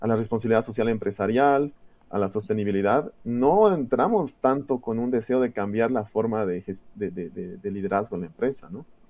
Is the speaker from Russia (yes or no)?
no; Santa Cruz de la Sierra, Santa Cruz, Bolivia; also born or lived in Germany; en Bolivia, y fui a Alemania a estudiar. Estuve fuera desde el 97 hasta el 2008 que regresé al país